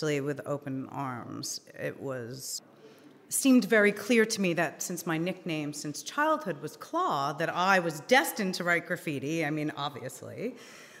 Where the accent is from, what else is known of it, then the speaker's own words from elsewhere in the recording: New York City, New York, United States; also born or lived in Long Island, New York / Manhattan, New York; I originally am from Queens, Fresh Meadows more specifically